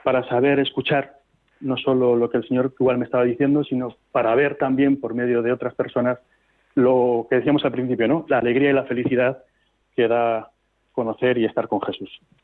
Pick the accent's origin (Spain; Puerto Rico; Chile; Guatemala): Spain; Laredo, Cantabria; ahí ya sí pude hacerlo en mi tierra, aquí en Cantabria